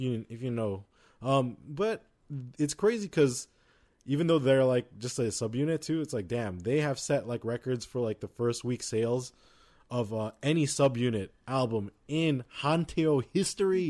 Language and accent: English; United States; we're American